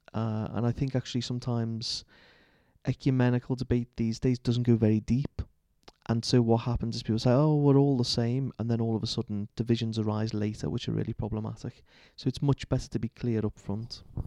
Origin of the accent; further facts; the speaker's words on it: Liverpool, North West England, United Kingdom; moved away; growing up in Liverpool